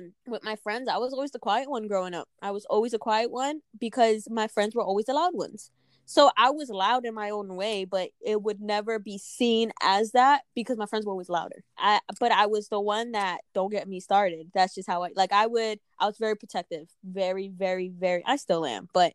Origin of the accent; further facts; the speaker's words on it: East Coast, United States; now in Des Moines, United States; I'm from the East Coast